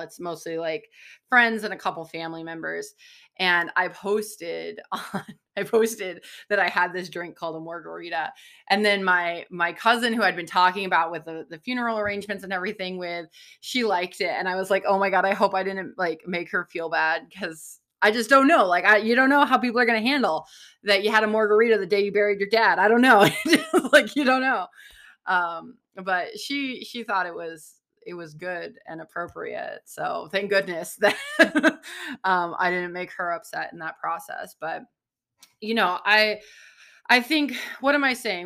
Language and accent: English; San Diego, California, United States; I grew up in San Diego, like, close to the ocean